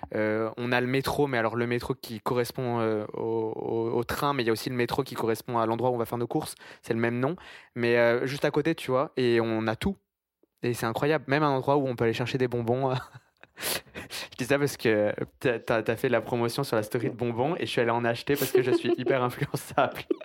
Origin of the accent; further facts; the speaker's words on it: France; now in Montreal, Canada; je viens de France